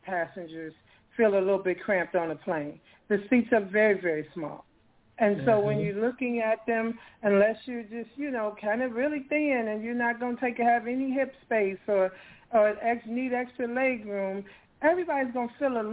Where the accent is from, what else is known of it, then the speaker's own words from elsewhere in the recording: Chicago, Illinois, United States; now in Atlanta, United States; I'm from Chicago